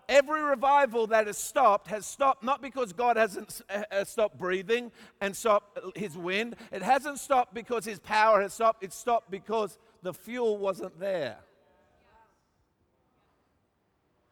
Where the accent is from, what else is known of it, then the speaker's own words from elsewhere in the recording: Australia; I'm an Australian